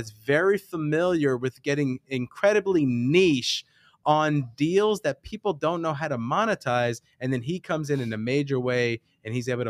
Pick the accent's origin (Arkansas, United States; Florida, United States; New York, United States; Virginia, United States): New York, United States; New York City; I'm from the West Coast of Brooklyn, New York.